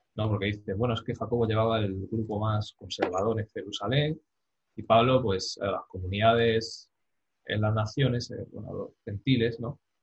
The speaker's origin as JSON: {"language": "Spanish", "country": "Spain", "said": "yo siendo español"}